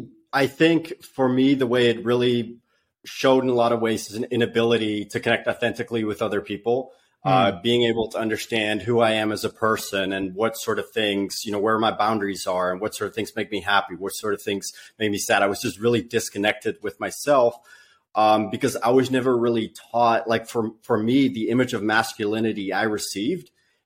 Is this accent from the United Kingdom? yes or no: no; Netherlands; moved away as an adult; now in United States; I was born and raised in the Netherlands. You know, they go like, "What? You don't even have an accent?" you know, and I lived there for the first 20 years of my life